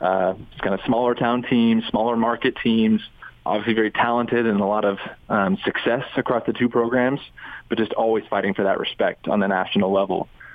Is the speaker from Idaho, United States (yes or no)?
yes; Boise, Idaho, United States; moved away; I'm from Boise and I'm a native